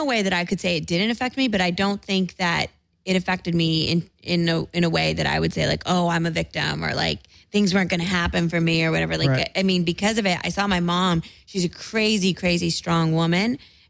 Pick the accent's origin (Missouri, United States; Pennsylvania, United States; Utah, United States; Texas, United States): Texas, United States; San Antonio; also born or lived in California / northern Spain; Born in California, and then I was raised in Texas. We went to San Antonio when I was 6 months old.